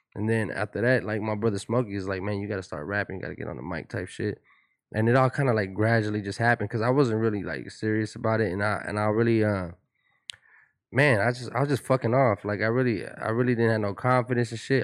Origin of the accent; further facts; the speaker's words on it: Pomona, California, United States; I'm from Pomona. I have a different, I have a different swag. I have a different kinda demeanor about myself, you know what I'm saying, when we, you know, growing up in Pomona